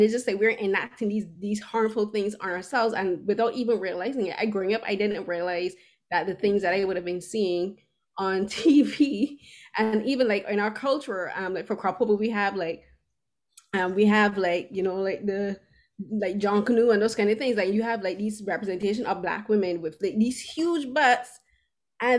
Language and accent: English; Barbados; moved away as an adult; now in Toronto, Canada; I grew up in Barbados, and I moved here at the age of 29